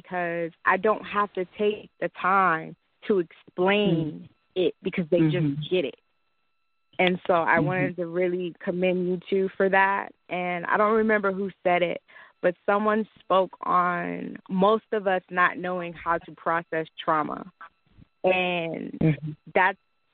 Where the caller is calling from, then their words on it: Snellville, Georgia, United States; I'm calling from Metro Atlanta, Snowville, to be specific.